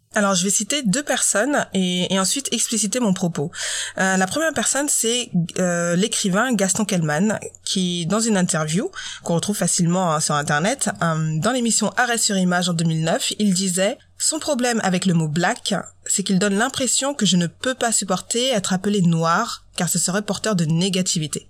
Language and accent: French; Normandy, France; je suis née en Normandie, j'ai 30 ans et pourtant j'ai encore le droit à tu viens d'où en vrai. Donc ça fait 30 ans que je suis née en Normandie, que j'habite en France